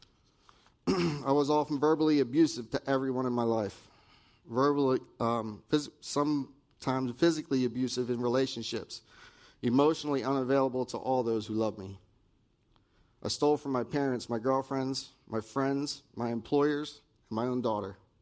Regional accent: Dallaire, New Jersey, United States; also born or lived in Pennsylvania; I was raised in Dallaire, New Jersey

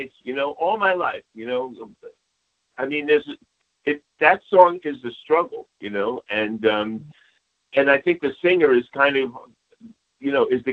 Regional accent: Bayonne, New Jersey, United States; I'm from New Jersey

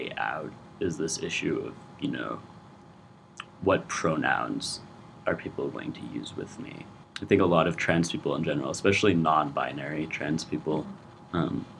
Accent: Lafayette, California, United States; moved away as an adult; now in Chicago, United States; I'm from Lafayette, California

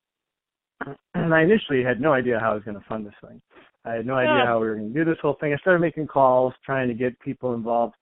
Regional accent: Chicago, Illinois, United States; I'm from Chicago

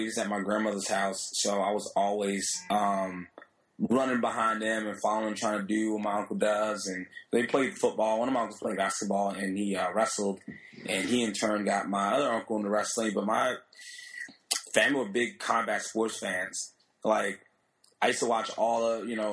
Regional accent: Miami, Florida, United States; I was born in Miami. And both my parents are, Haitian immigrants

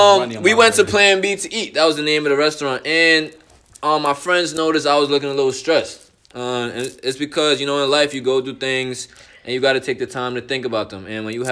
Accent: New York City, New York, United States; moved away as an adult; now in Connecticut, United States; Like me, I'm from the Bronx, New York. Moved out to Connecticut last year.

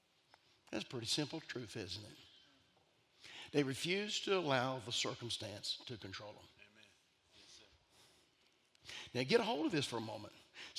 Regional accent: Italy; I'm Italian.

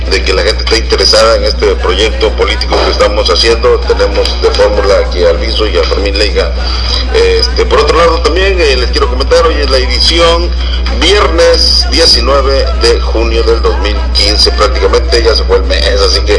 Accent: Mexico; nosotros no necesitamos que nos defienda nadie, los mexicanos

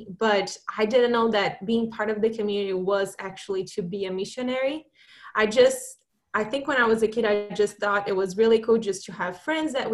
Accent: Brazil; moved away as an adult; also born or lived in Italy / Michigan / Boston; So I grew up in Brazil.

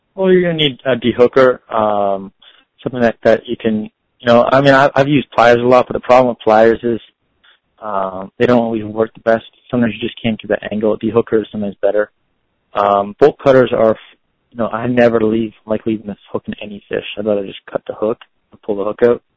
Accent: Windsor, Ontario, Canada; moved away; also born or lived in Florida; I grew up in Windsor, Ontario, on Lake St. Clair.

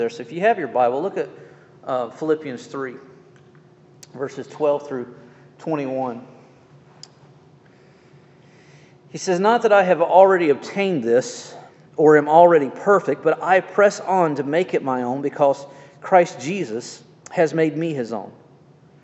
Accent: Jacksonville, Florida, United States; moved away; also born or lived in Atlanta, Georgia; Growing up in Jacksonville

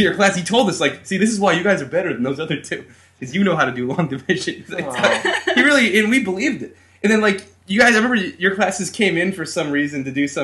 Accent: Windham, United States; I'm also from Windham

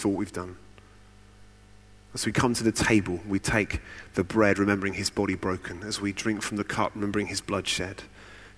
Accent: United Kingdom; I'm quite British

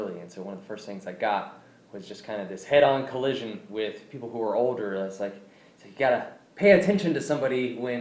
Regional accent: Arkansas, United States; moved away as an adult; now in Western New York, United States; I grew up in Arkansas. I'm now way up into Western New York, over 1,000 miles away from all my friends and family

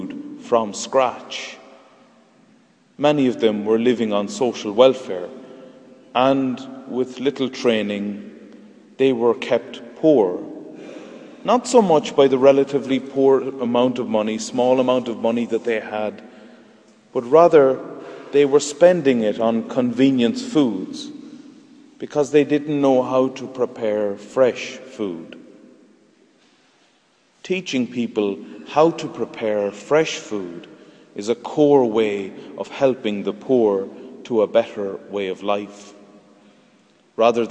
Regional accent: Ireland; Our perception as Irish people in 2011 is formed by our time and place

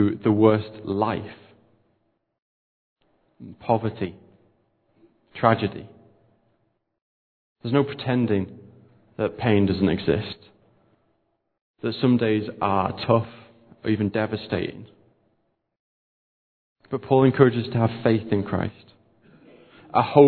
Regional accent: United Kingdom; We're British

